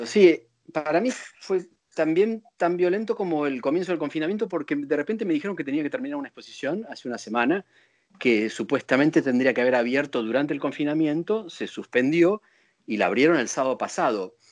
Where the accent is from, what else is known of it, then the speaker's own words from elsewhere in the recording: Buenos Aires, Argentina; moved away as an adult; now in Paris, France; nací en Buenos Aires. En, Capital. En, Capital, sí, en 1964. Y crecí en Buenos Aires y viví en Buenos Aires hasta que vine a París